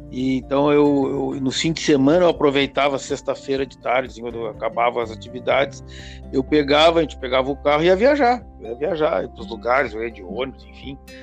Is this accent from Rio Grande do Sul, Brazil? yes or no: yes; Porto Alegre, Rio Grande do Sul, Brazil; also born or lived in Uruguaiana; eu nasci em Uruguaiana, e mas eu vim para Porto Alegre quando eu tinha um ano e meio, mais ou menos. E aí eu fiz toda, me, criei em Porto Alegre